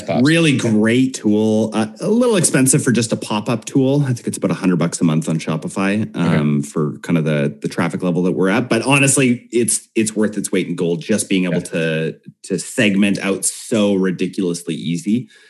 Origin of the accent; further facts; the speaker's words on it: Canada; And we're predominantly Canadian too, so we're just like naturally apolitical.